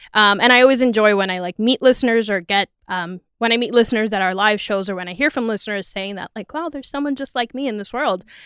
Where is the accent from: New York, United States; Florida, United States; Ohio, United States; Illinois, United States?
New York, United States; New York City; people I grew up with in the Bronx